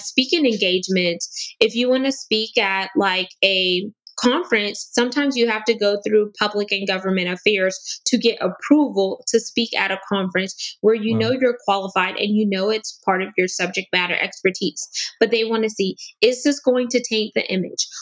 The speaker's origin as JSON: {"language": "English", "country": "United States", "said": "I'm also first generation American, meaning my dad was South American and my mom is Caribbean"}